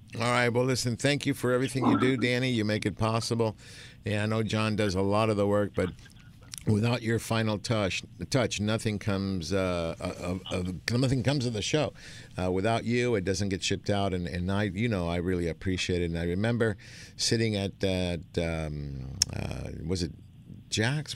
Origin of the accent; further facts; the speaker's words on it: Argentina; now in United States; I'm from Argentina.